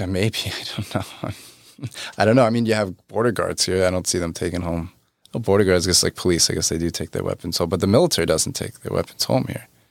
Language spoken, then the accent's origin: English; New York, United States; I'm not from Texas, I'm from New York